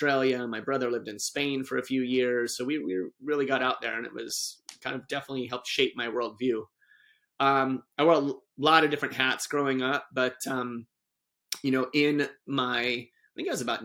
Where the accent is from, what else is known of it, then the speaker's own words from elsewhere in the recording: Durango, Colorado, United States; also born or lived in Grand Junction, Colorado / Ouray, Colorado; So I grew up in Colorado. I was born in Grand Junction, Colorado, very quickly moved to a very small town called Ouray